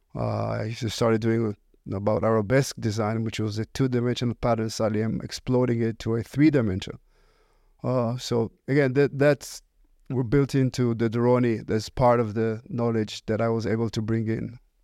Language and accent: English; Israel; English is a second language; moved away; originally I was born in Israel. Uh, you can probably hear it by, from my accent.